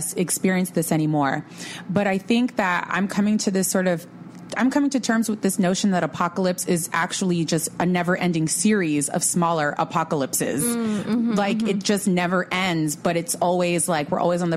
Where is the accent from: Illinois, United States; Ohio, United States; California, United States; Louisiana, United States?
California, United States; Los Angeles; oh, California, LA.